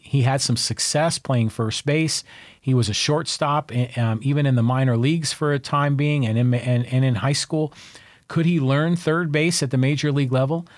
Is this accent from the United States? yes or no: yes; Bay Area, California, United States; now in San Diego, United States; I was raised in the Bay Area.